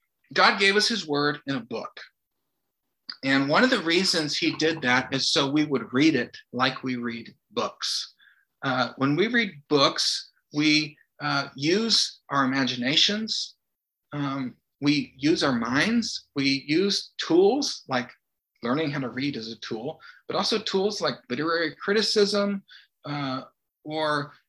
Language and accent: English; the South, United States; I grew up mostly in the South